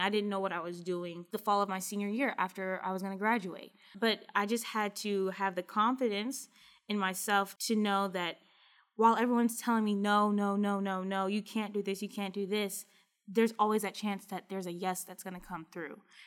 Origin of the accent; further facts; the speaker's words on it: Kentucky, United States; I'm from Kentucky